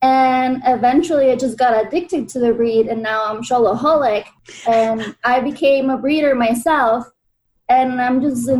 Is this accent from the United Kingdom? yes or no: no; Mexico; I'm from Mexico